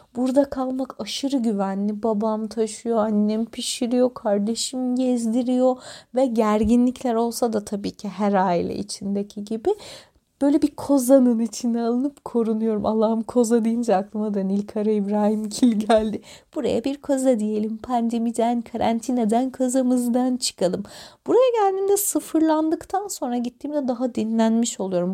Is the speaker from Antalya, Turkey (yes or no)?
yes; Antalya, Turkey; moved away as an adult; ben Antalya'da doğdum ve büyüdüm. 18 yaşına kadar burada yaşadım.